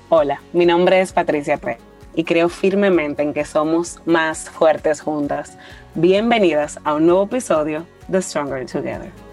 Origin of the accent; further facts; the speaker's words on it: Dominican Republic; nosotros como dominicanos